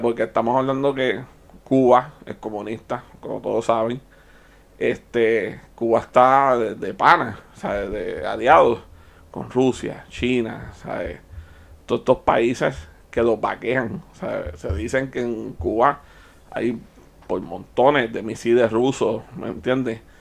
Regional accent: Puerto Rico; Yo nací aquí, en Puerto Rico

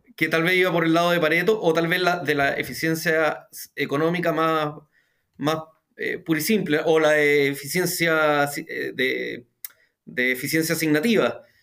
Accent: Chile; en Chile hablaríamos del pie

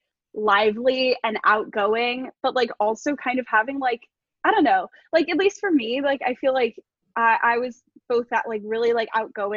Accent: Miami, Florida, United States; moved away as an adult; now in New Orleans, United States; I'm from Miami.

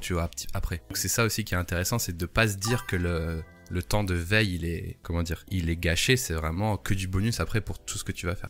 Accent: the Nord, Hauts-de-France, France; je suis du Nord

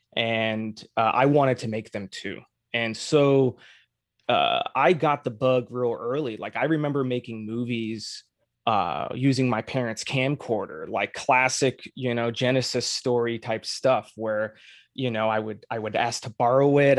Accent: Arizona, United States; moved away as an adult; now in Los Angeles, United States; I grew up in Arizona

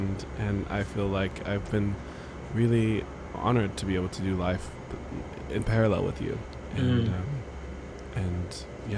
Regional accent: Orlando, Florida, United States; born there; Born a world apart. I was born in Orlando.

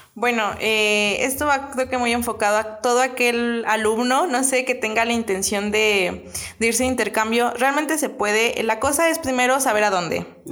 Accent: Angamacutiro, Michoacán, Mexico; also born or lived in Madrid; now in Querétaro, Mexico; Soy de un pueblito bastante pequeño eh, en Michoacán.

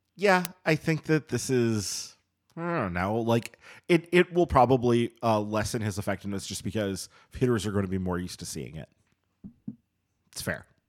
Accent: Madison, Wisconsin, United States; moved away as an adult; I grew up in Madison and grew up going to Badger games

